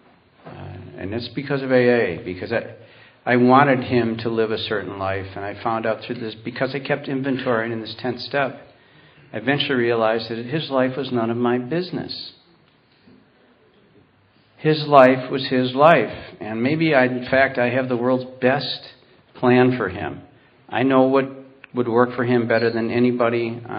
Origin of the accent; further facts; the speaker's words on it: Warsaw, New York, United States; I grew up out in Warsaw, New York